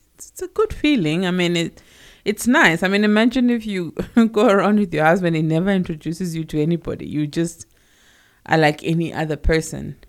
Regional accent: Johannesburg, Gauteng, South Africa; I was born in Alex, Alexandra, in Johannesburg, and I pretty much grew up there

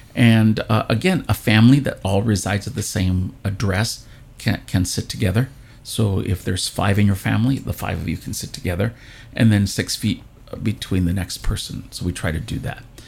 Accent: California, United States; I'm one of the few actually native Californians. Uh, I was born here in California

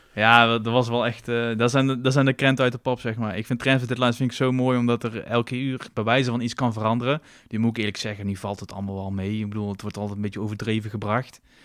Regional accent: Tilburg, North Brabant, Netherlands; ik kom uit Tilburg, dus ik heb ook veel vrienden uit Tilburg

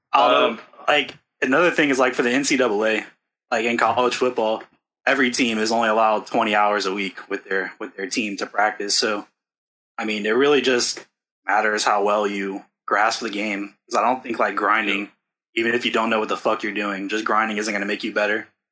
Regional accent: New Orleans, Louisiana, United States; I'm from New Orleans

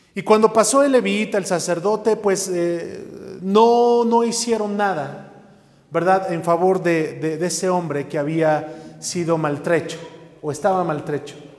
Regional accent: Mexico; lo cantamos como mexicanos

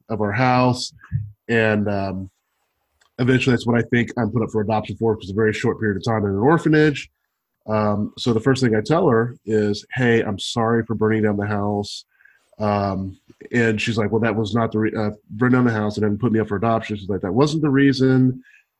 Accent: Kentucky, United States; also born or lived in Bardstown, Kentucky / Georgia; I was adopted from Kentucky

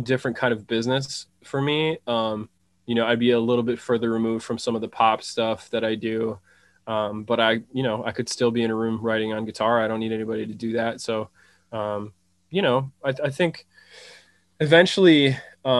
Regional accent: Madison, Wisconsin, United States; now in Los Angeles, United States; I'm from Madison, Wisconsin. I currently live in Los Angeles, California

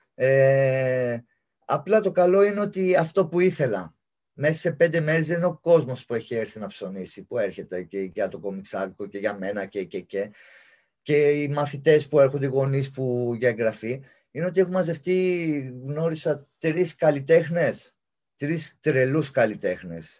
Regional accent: Larissa, Thessaly, Greece; εγώ είμαι Λαρισαίος

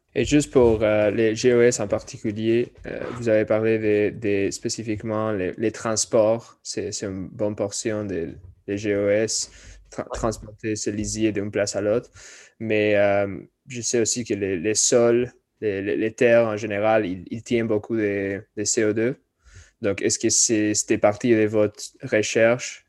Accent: California, United States; now in Quebec, Canada; je viens de la Californie

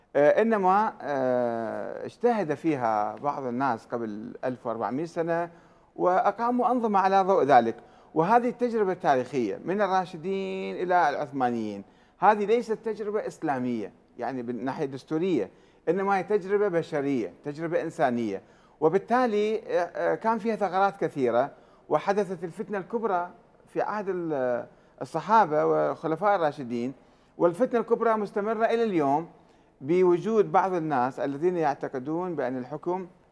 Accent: Iraq; احنا عراقيين

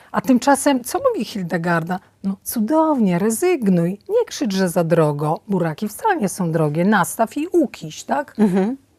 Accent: Podlasie village, Podlaskie Voivodeship, Poland; moved away; also born or lived in Warsaw; Ja się urodziłam na fantastycznej podlaskiej wsi, w pełni zdrowa

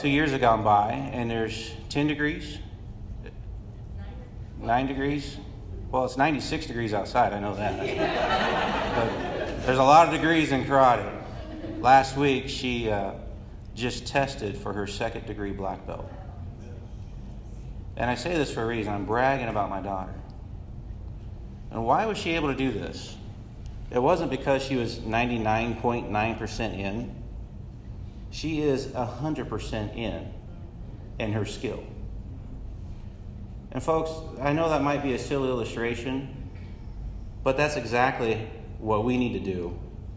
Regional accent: Midwest, United States; I'm from the Midwest.

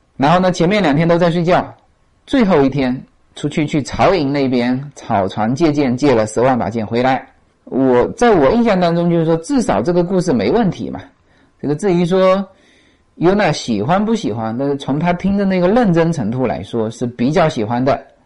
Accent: China; moved away; 我们中国人当然是喜欢这种聪明才智嘛

